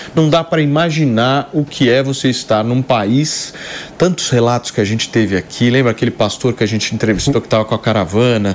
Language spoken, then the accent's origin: Portuguese; Brazil; nós somos brasileiros